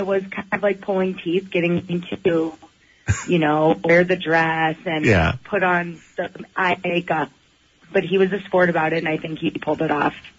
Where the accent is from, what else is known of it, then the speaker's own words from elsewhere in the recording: St. Louis, Missouri, United States; I am from St. Louis, originally